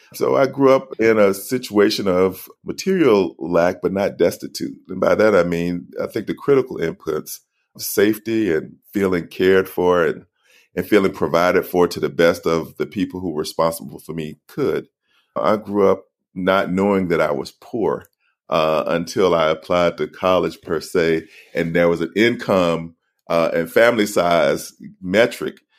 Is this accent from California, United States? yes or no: no; Alabama, United States; I grew up in Alabama